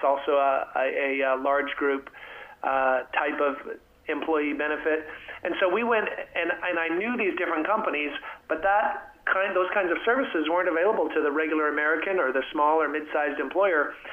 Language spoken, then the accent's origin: English; Canada; moved away as an adult; now in Texas, United States; I'm from Canada originally, a happy Texan these days, and have been down here for uh, 25 years.